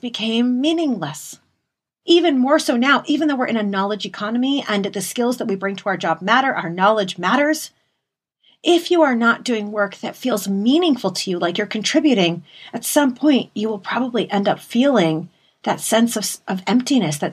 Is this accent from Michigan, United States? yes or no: yes; Detroit, Michigan, United States; I'm from Detroit